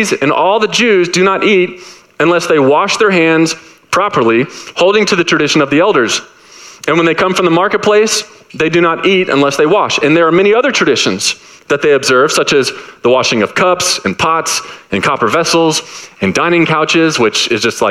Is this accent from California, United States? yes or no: no; Dallas, Texas, United States; moved away; I'm from Dallas